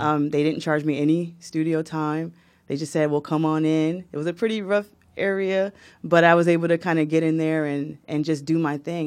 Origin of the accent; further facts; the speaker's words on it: Newark, New Jersey, United States; I was born in Newark, New Jersey, same hospital as Shaquille O'Neal.